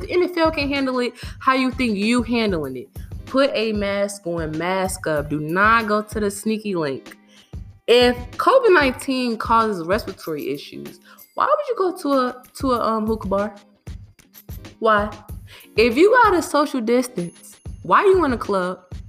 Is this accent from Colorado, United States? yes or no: no; Chicago, Illinois, United States; I'm from Chicago